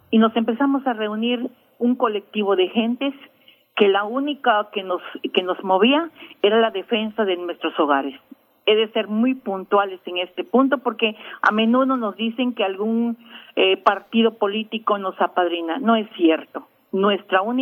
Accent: Campeche, Mexico; yo soy nativa y vecina del barrio de Santa Lucía. En, Campeche tenemos cinco barrios tradicionales, uno de ellos es Santa Lucía. Yo aquí nací y aquí sigo viviendo orgullosamente campechana

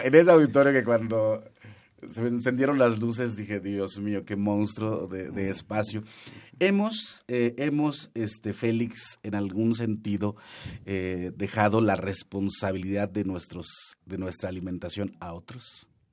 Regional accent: Huasteca Veracruzana, Mexico; Yo soy de la Huasteca Veracruzana

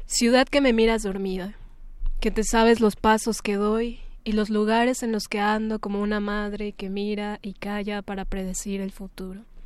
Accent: Mexico City, Mexico; el lugar en donde nací, ¿no? La Ciudad de México

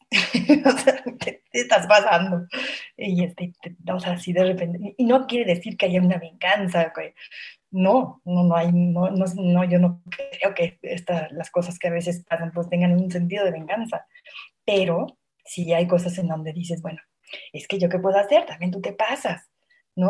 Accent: Mexico City, Mexico; yo soy aquí de la Ciudad de México

